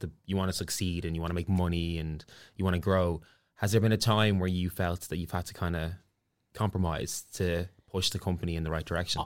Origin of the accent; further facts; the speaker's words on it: Ireland; accent: Irish; I'm Irish